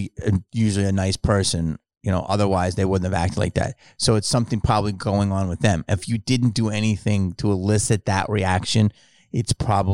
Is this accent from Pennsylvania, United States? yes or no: yes; Philadelphia, Pennsylvania, United States; But I grew up in Philly.